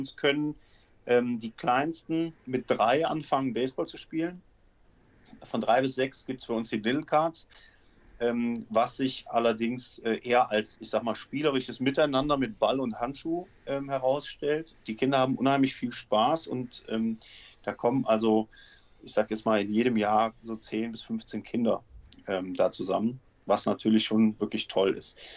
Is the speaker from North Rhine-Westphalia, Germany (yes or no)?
yes; Aachen, North Rhine-Westphalia, Germany; now in Cologne, Germany; Ich bin mit dem Studium ähm, bin ich nach Köln gezogen